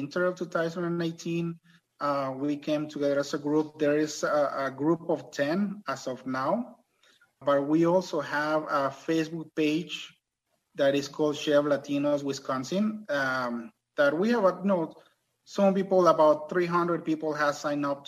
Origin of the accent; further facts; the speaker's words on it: Mexico; accent: thick accent; English is a second language; now in United States; I was born and raised in Mexico